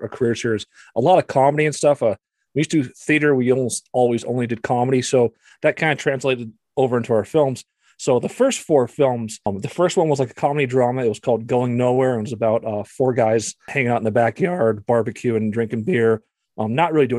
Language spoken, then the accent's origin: English; Montana, United States; moved away as an adult; also born or lived in Alaska; I'm originally from Montana